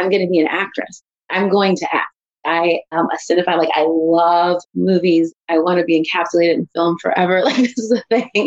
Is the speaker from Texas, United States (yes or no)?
no; Santa Maria, California, United States; also born or lived in East Palo Alto; So I was born in the Bay Area in East Palo Alto, California.